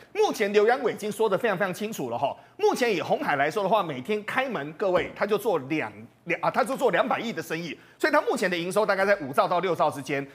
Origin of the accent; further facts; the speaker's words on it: Taiwan; 我们台湾人就是这么的喜欢这种所谓的最新的一个产品